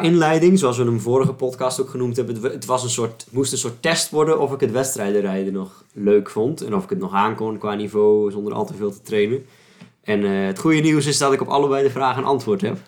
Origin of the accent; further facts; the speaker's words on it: Alblasserwaard, South Holland, Netherlands; de Amblassenwaard waar ik, eh, waar ik opgegroeid ben